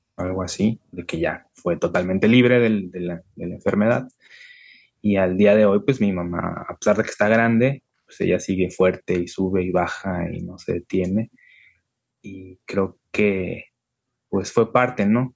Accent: La Paz, Baja California Sur, Mexico; moved away as an adult; also born or lived in Mexico City; acá en mi tierra es puro desierto

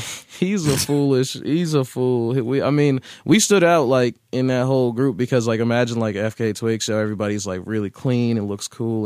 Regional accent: Boston, Massachusetts, United States; Roxbury is where I grew up. I grew up on Warren Street

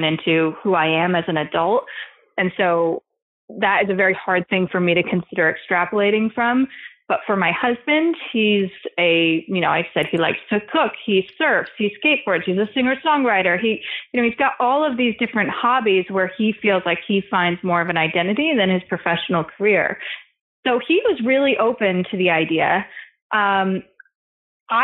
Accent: East Coast, United States; also born or lived in California; now in New York, United States; we're both from the East Coast originally

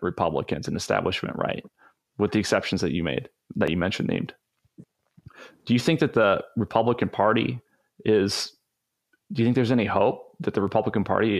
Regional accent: the South, United States; I'm from the South.

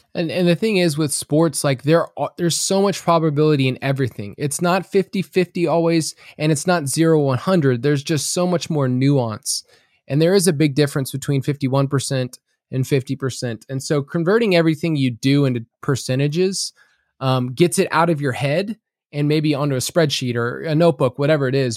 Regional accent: the South, United States; I'm from the South

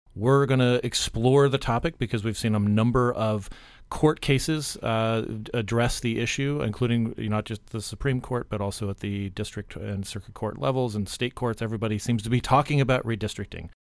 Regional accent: Arizona, United States; Arizona, my home state

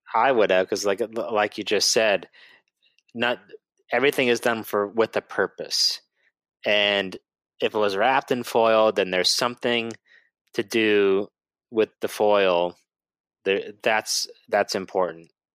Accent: Boston, Massachusetts, United States; moved away; I'm originally from Boston or the Boston area, so they don't pronounce anything correctly over there

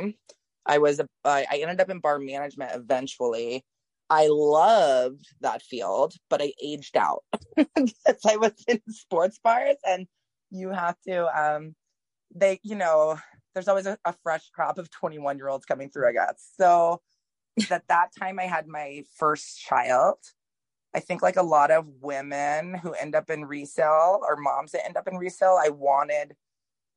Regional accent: New Orleans and Mississippi, the coastal South, United States; I'm from the South originally. I was born in Mississippi and I grew up in like the coastal South, like New Orleans and Mississippi.

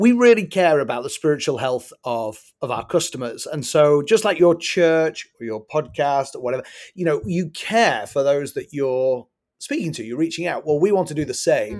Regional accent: England, United Kingdom; now in United States; I am originally from England, so I acknowledge I have an accent.

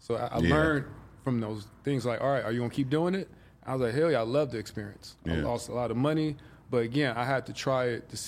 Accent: Compton, California, United States; But if you're from LA, then I might be more like, oh, you from LA? Okay, I'm from Compton. I'd be more detailed.

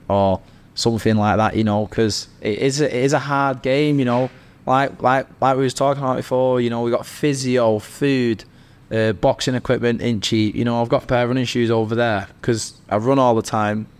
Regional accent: Manchester, North West England, United Kingdom; I'm from Manchester

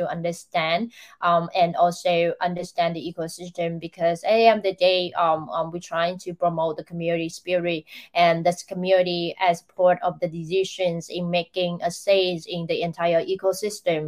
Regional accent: Vietnam; Vietnam, where I come from

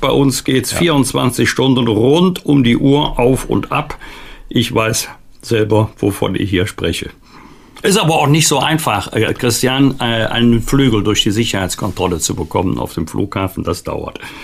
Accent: Bergisch Gladbach, North Rhine-Westphalia, Germany; in meiner Heimatstadt Bergisch Gladbach auch, beides im rheinisch-bergischen Kreis gelegen

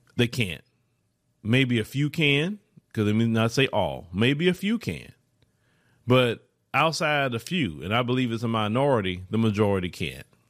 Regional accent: Port Arthur, Texas, United States; I grew up in Port Arthur, Texas.

